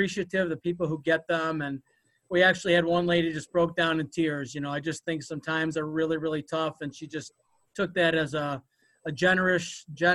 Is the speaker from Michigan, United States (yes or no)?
yes; Westland, Michigan, United States; We grew up in Westland, Michigan, and went to Livonia schools